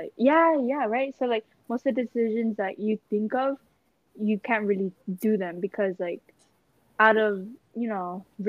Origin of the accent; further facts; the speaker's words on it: Philippines; we're all Filipino.